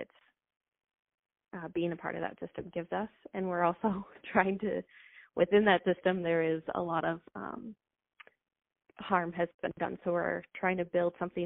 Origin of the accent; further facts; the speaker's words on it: Minneapolis, Minnesota, United States; I grew up in Northeast Minneapolis